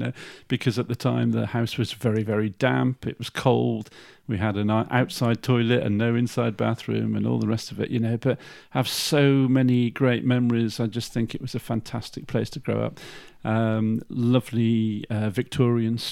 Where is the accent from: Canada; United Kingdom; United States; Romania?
United Kingdom; Shrewsbury, West Midlands; also born or lived in Stafford / Israel; it's my hometown. I feel passionate about Shrewsbury